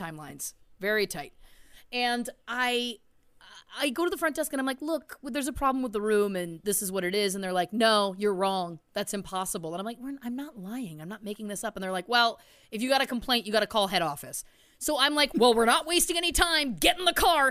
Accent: Canada; we're Canadian.

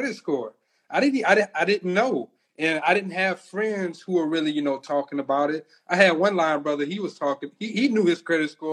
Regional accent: Louisiana, United States; we're from Louisiana.

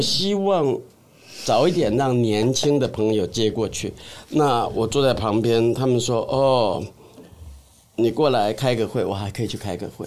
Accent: Xingang, Chiayi County, Taiwan; moved away; 我的故乡新港嘉义

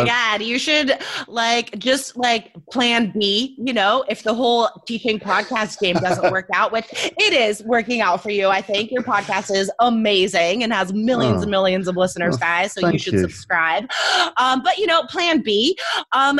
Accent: United States; as an American

